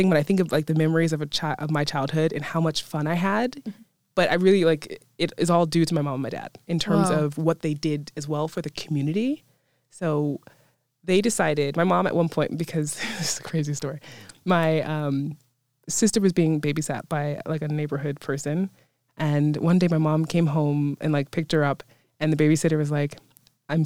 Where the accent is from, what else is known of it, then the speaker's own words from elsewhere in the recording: New York City, New York, United States; moved away as an adult; now in Mosfellsbær, Iceland; I grew up in Brooklyn, New York, so New York City, specifically Bushwick